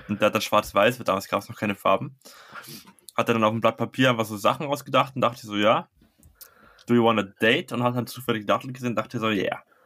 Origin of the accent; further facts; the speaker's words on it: Bavaria, Germany; Wir sind nicht aus Berlin, wir sind aus Bayern